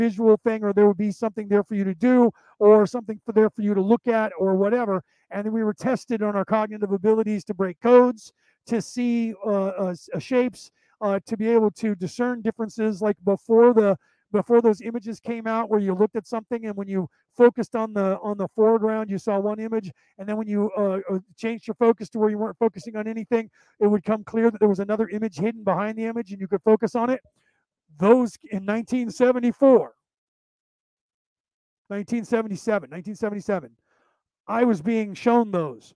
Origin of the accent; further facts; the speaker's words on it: Concord, California, United States; also born or lived in Walnut Creek, California / Martinez, California / Arizona; now in Carmichael, United States; I was born in Walnut Creek, which is the neighboring city to Concord, grew up in Concord